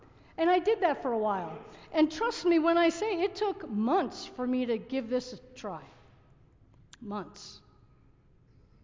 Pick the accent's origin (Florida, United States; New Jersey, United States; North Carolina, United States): New Jersey, United States; also born or lived in Massachusetts; I grew up in New Jersey